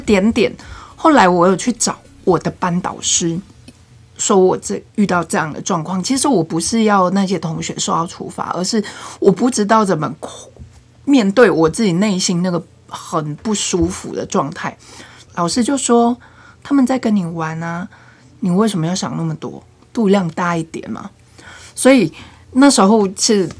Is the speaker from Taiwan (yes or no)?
yes; Nantou County, Taiwan; moved away as an adult; also born or lived in northern Taiwan; 因为我是南投人嘛，我大学我就到北部念书